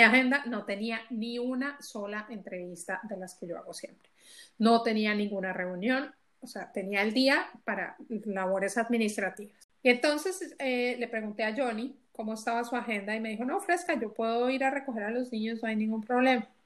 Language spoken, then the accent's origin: Spanish; Colombia; moved away as an adult; now in Belgium; éramos netamente colombianas, ahora ya somos colombianas, ecuatorianas, mexicanas y lo llamamos la familia belga